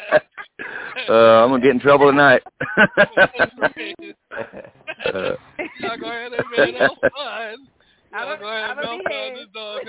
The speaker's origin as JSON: {"language": "English", "town": "Cambridge", "region": "Idaho", "country": "United States", "tie": "born or raised there", "said": "in Cambridge right here in my hometown"}